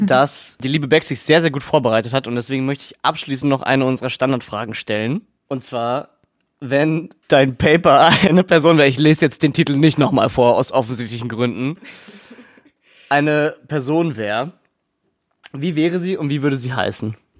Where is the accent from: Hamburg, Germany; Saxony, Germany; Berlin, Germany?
Berlin, Germany; als Berliner